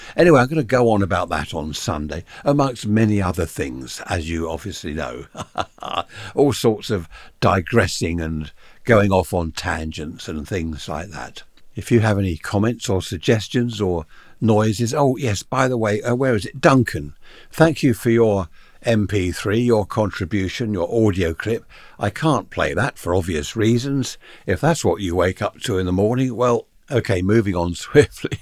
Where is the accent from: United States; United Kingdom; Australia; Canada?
United Kingdom; big houses that we used to have in the U K here in my hometown.